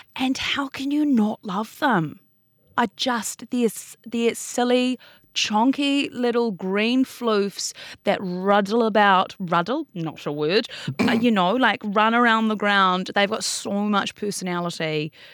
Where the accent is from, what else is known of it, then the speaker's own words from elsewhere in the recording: Auckland, New Zealand; now in Wellington, New Zealand; I was born in Auckland. Uh-huh. I grew up in Auckland.